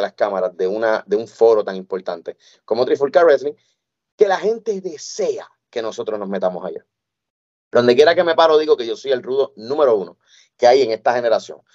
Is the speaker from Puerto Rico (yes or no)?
yes; Puerto Rico; moved away; mi tierra, a Puerto Rico